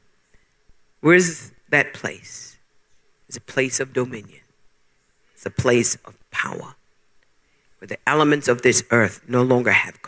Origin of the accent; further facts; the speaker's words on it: Bermuda; moved away as an adult; now in United States; When I left Bermuda, I was born in Bermuda, and when I left Bermuda